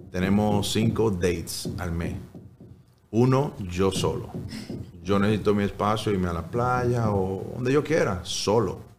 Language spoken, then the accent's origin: Spanish; Dominican Republic; El más bonito fuera cuando nos juntábamos todos a cenar. Eh, no todos los días, pero muy frecuente. Que está todo el tío, el primo, la vecina, el gato, el perro ahí.